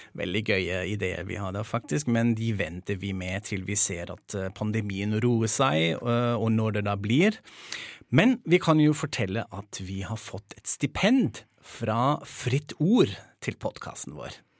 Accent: Germany; moved away; i hjemlandet mitt

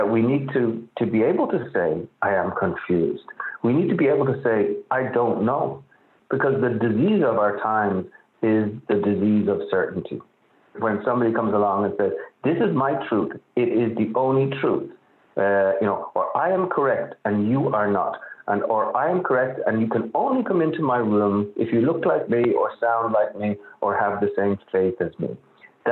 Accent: Dublin, Leinster, Ireland; now in New York, United States; I grew up in Dublin. I grew up in suburban Dublin

